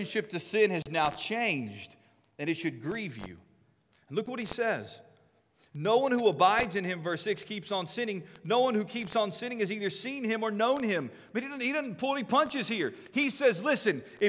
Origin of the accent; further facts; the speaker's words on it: United States; I'm an American.